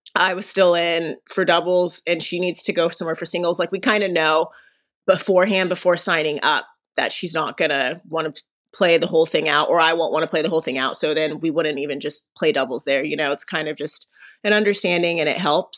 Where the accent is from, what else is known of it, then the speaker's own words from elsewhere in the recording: Las Vegas, Nevada, United States; I'm from Las Vegas, Nevada